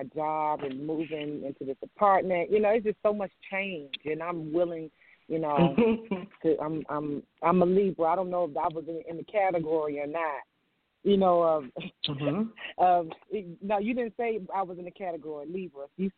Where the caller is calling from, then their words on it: Virginia, United States; I'm calling from Virginia.